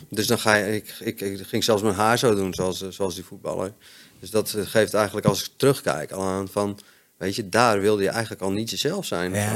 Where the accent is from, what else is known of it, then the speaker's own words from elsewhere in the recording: Friesland, Netherlands; also born or lived in Hoogeveen, Drenthe; ik ben opgegroeid in Friesland